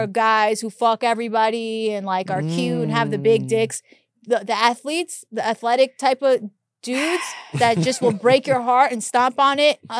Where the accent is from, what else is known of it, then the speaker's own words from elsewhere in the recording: New York, United States; New York.